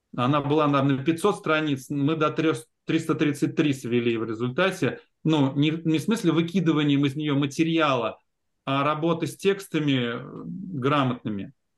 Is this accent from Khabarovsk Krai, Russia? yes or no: no; Ulyanovsk, Ulyanovsk Oblast, Russia; moved away as an adult; Я из Ульяновска приехал